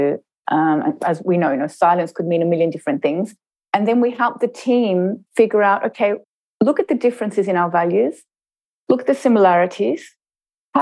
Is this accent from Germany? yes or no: no; Australia; you can probably hear from my accent that I was brought up in Australia.